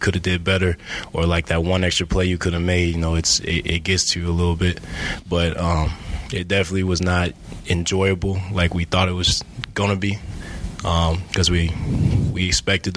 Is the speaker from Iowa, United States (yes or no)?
yes; Iowa City, Iowa, United States; I'm from Iowa City, City High, not West High.